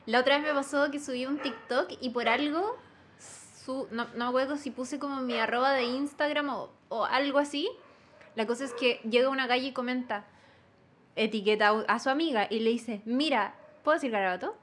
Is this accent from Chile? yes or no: yes; Talca, Maule, Chile; also born or lived in Osorno; now in Santiago, Chile; yo no soy de Santiago, soy del sur. Nací en Osorno y me crié en Talca.